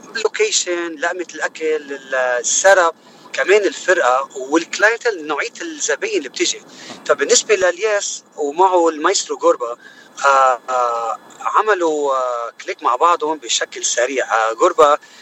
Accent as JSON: {"language": "Arabic", "town": "Choueifat", "region": "Mount Lebanon", "country": "Lebanon", "also_born_or_lived": "Gharifeh", "moved": "as an adult", "lives_now": "United States", "said": "أنا الأصل من آه، لبناني أكيد الأصل من منطقة بالجبل اسمها غريفة آه كنت مقيم بس آه، بشويفات اللي هي محيط بيروت"}